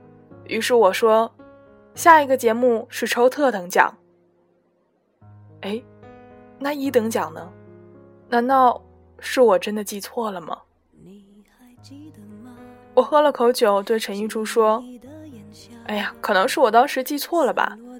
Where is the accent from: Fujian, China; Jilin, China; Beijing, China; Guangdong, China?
Fujian, China; 你明知道我是福建人，还让我当主持人，你是让我上去搞笑的吗？